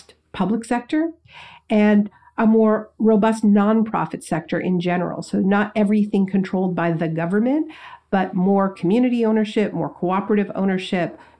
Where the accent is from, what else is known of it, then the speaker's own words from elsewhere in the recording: Canada; now in United States; I'm from Canada. I grew up in Canada. I live in the States now